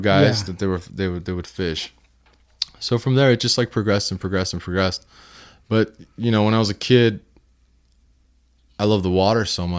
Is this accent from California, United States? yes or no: yes; Hollywood, California, United States; In LA? Yeah, well, I was born and raised in Hollywood. Mm-hmm. And then we moved to the Valley when I was about like 6 years old or something like that.